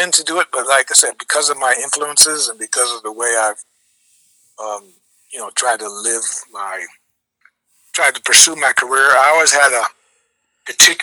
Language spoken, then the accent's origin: English; Chicago, Illinois, United States; I'm from Chicago, but my dad is Jamaican, and my mom is Jamaican Colombian. So I'm born in Chicago.